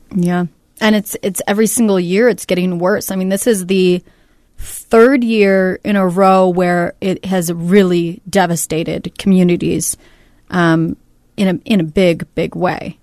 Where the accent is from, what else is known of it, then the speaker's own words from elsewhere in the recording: Northern California, United States; moved away; I'm from Northern California, so I have a lot of family and friends